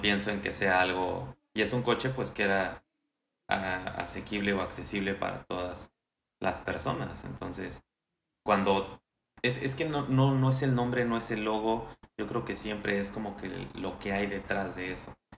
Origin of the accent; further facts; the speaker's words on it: Mexico City, Mexico; moved away as an adult; also born or lived in Pachuca, Hidalgo; nací en la Ciudad de México en 1992